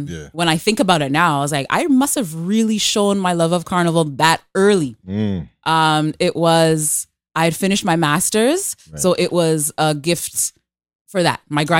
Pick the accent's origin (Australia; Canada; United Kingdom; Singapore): Canada; born there; So I was born here in Canada. But my earliest memories are my mom taking me down to Trinidad, where my family is from.